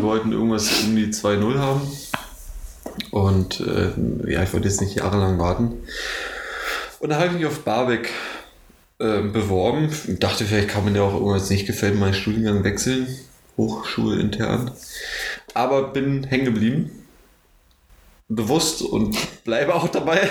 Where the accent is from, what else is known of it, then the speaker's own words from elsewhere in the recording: Neuruppin, Brandenburg, Germany; Ich komme ursprünglich aus Neuruppin, das ist so ja, also 70 Kilometer, Kilometer nördlich von Potsdam. Und ähm, da hatten wir an unserer Schule eine Sozialarbeiterin